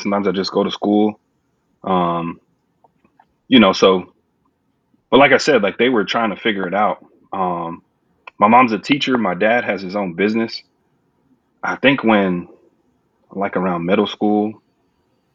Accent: San Antonio, Texas, United States; now in Houston, United States; I'm from San Antonio, Texas, born and raised there.

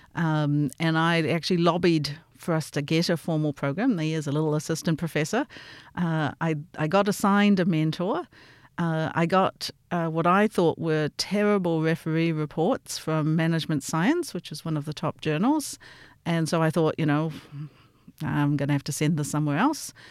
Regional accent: Auckland, New Zealand; moved away as an adult; also born or lived in Stanford, United States / Michigan, United States / St. Louis, United States; now in Melbourne, Australia; I grew up in Auckland and then I went to the U S to do my P H D at Stamford

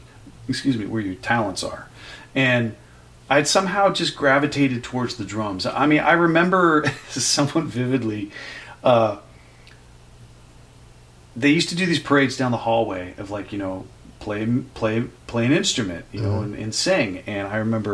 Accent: Oakland, California, United States; moved away as an adult; now in New York City, United States; I love growing up in California and Oakland, and that's my hometown.

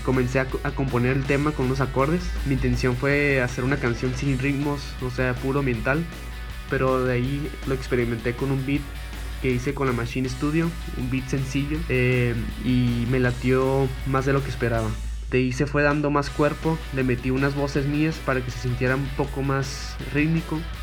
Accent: Tijuana, Baja California, Mexico; compositor de Tijuana

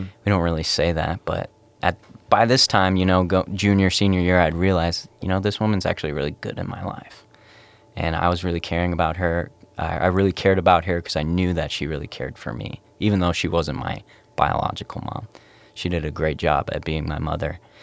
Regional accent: Cloquet, Minnesota, United States; moved away as an adult; also born or lived in Wisconsin; I came from Cloquet, Minnesota, born and raised for eighteen years

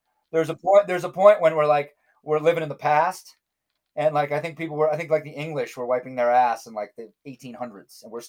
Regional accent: New York, United States; I'm a New Yorker

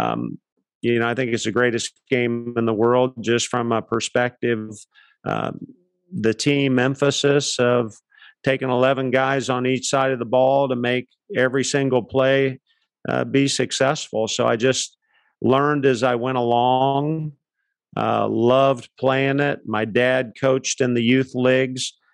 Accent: Palm Beach Gardens, Florida, United States; also born or lived in Akron, Ohio; I was born in Ohio, Akron, Ohio. My parents moved to Palm Beach County when I was one. Dad got a job out at Pratt Whitney Aircraft, and I grew up in Palm Beach County.

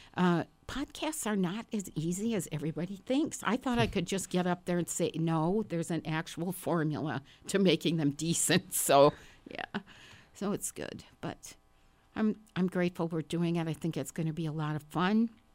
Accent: Park Falls, Wisconsin, United States; now in Madison, United States; I was born and raised in Park Falls, Wisconsin, which is a very small town about three hundred miles north of here

